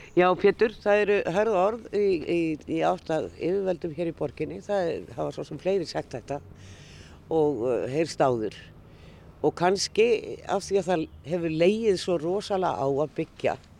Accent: Reykjavík, Capital Region, Iceland; ég er nú uppalinn hérna upp á Hamel

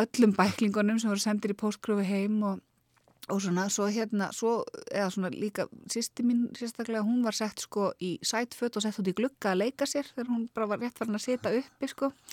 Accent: Reykjavík, Capital Region, Iceland; Ég er alveg upp í Þingoltanum.

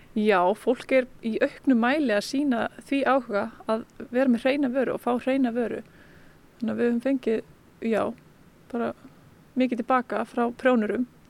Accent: Vík, Southern Region, Iceland; moved away; ég er frá Víki Mýrdal sem er bara alveg hinum einn á landinu. Ég er bara alveg upp í þorpinu

